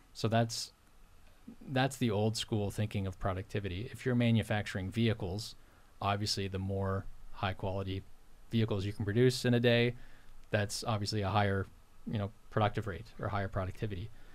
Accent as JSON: {"language": "English", "town": "Port Williams", "region": "Nova Scotia", "country": "Canada", "tie": "born or raised there", "moved": "as an adult", "lives_now": "Timberlea, Canada", "said": "home originally for me is Port Williams, Nova Scotia, and, and the valley. Um, so I grew up on a poultry and dairy farm there"}